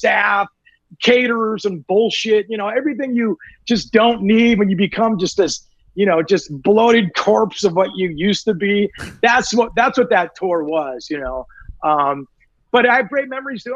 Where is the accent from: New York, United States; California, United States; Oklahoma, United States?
California, United States; Newport Beach; now in Studio City, United States; I grew up in Newport Beach, California